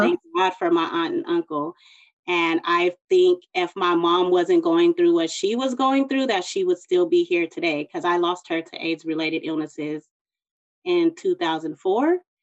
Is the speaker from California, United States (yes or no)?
yes; San Bernardino, California, United States; I'm from San Bernardino, California